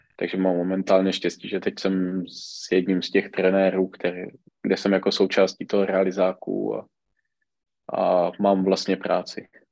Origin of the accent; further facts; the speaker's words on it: Czechia; U nás v Čechách většinou, když se na to podíváte, tak ty trenéři, pokud se hejbou, tak jde většinou trenér sám